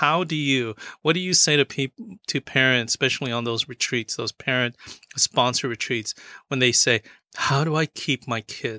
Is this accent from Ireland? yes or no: no; Philippines; And, you know, one of the things that I think I'm Filipino, and one of the commonalities of Filipinos and our Hispanic brothers and sisters is that we also came here as migrant workers.